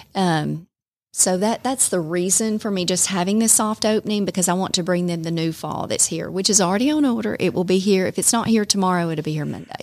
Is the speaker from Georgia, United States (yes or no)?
yes; Calhoun, Georgia, United States; also born or lived in Rome, Georgia; I was born and raised in Calhoun